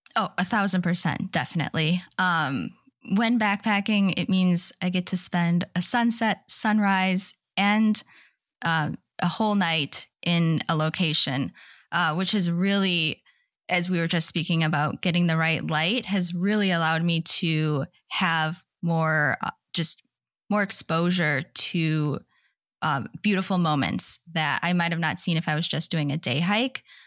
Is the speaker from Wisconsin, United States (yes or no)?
yes; Wisconsin, United States; moved away as an adult; now in Seattle, United States; I grew up in Wisconsin, but my husband and I moved to Washington in twenty seventeen